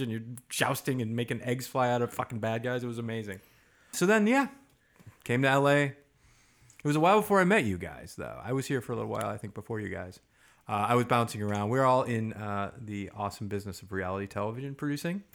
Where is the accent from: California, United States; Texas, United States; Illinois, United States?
Illinois, United States; Chicago; also born or lived in Wisconsin / Boston; now in Los Angeles, United States; I was born in the Midwest, Chicago.